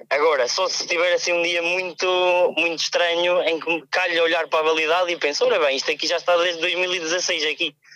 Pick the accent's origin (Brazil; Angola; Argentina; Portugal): Portugal; Pinhão, Norte; Sou do Pinhão, da Douro Vinheteiro.